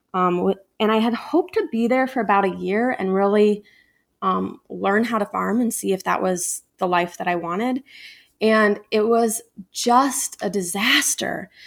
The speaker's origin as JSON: {"language": "English", "town": "Ames", "region": "Iowa", "country": "United States", "tie": "born or raised there", "also_born_or_lived": "Des Moines, Iowa", "said": "I grew up in Ames, Iowa"}